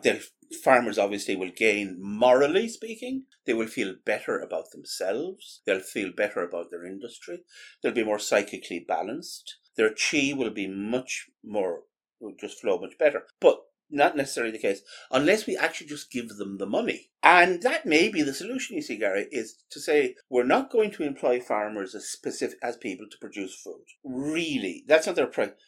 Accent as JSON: {"language": "English", "country": "Ireland", "said": "an Irish Catholic"}